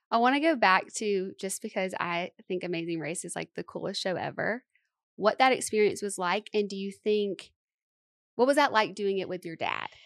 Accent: Tuscaloosa, Alabama, United States; moved away; I love being from Tuscaloosa

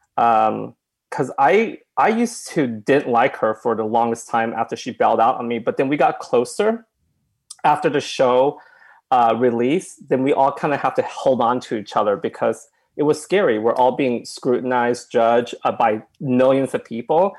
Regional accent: Oklahoma, United States; moved away; I came from Oklahoma and my parents uh, own a restaurant

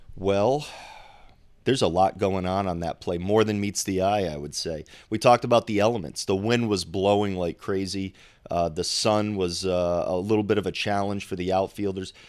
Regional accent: Rhode Island, United States; I'm from Rhode Island

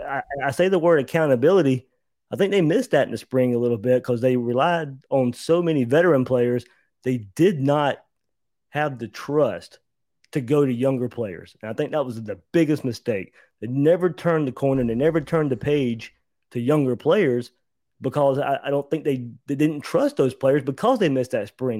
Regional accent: Georgia, United States; here in Georgia, not far from where I grew up in Georgia

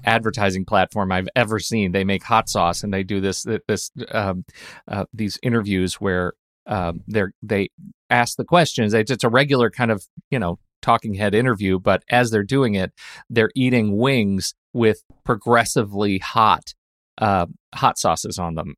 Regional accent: United States; as an American

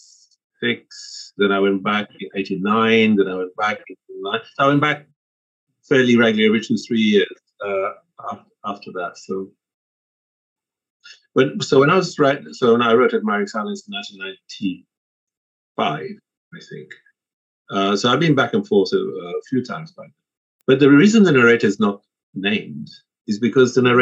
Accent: Zanzibar, Tanzania; now in England; I'll say Zanzibar without hesitation. Zanzibar's okay. Home

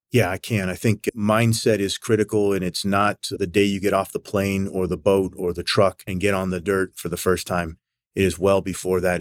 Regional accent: United States; as a young kid growing up in the United States

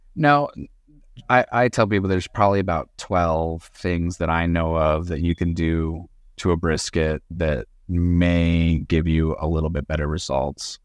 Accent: Southern California, United States; I'm originally from Southern California

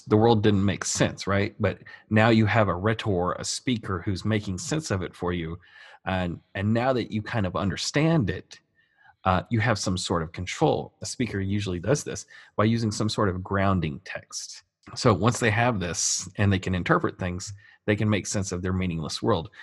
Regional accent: United States; I'm an American

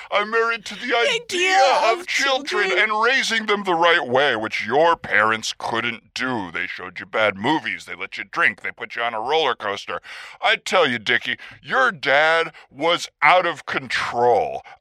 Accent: United States; born there; No, no. I was born in the United States.

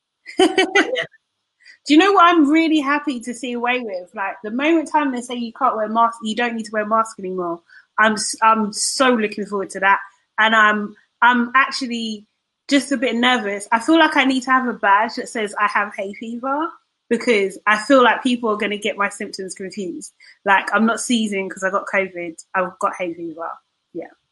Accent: United Kingdom; as British people

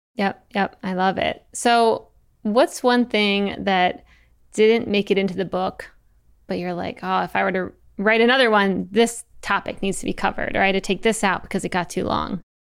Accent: Eastern Shore, Maryland, United States; I'm from Maryland, the Eastern Shore

